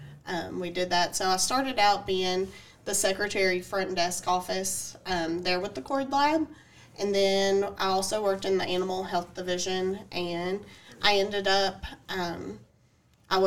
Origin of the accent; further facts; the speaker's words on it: Cheatham County, Tennessee, United States; I'm from Cheatham County